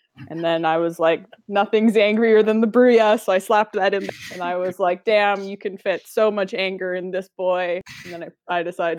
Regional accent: Northern British Columbia, Canada; I'm from Northern BC.

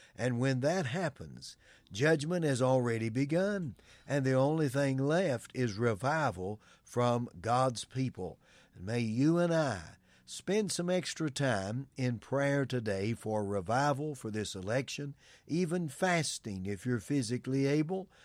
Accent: United States; we as American citizens

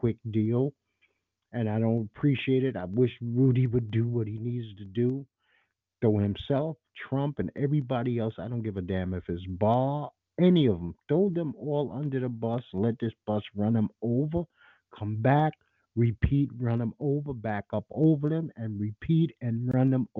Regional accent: New York City, New York, United States; I'm a New Yorker, native New Yorker.

